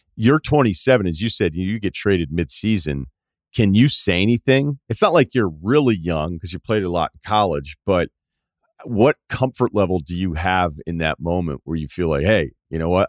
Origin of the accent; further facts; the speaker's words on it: Northeast, United States; I'm from the Northeast